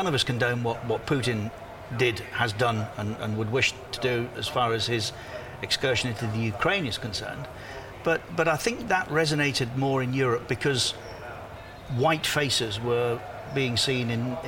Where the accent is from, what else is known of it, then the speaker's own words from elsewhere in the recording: Coventry, West Midlands, United Kingdom; now in Qatar; Coventry, my hometown